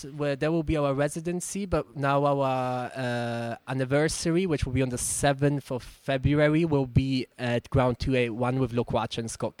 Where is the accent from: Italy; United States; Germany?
Germany; English is a second language; moved away; Yeah, no, I'm actually from Germany, but my dad's Bulgarian